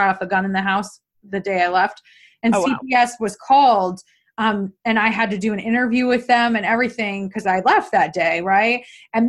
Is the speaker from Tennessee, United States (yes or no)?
no; New York, United States; I'm from New York State too